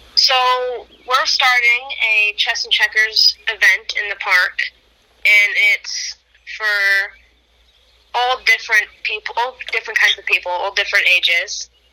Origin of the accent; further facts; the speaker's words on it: Ottawa, Illinois, United States; also born or lived in Serena, Illinois; now we just go with Ottawa because I've lived there so long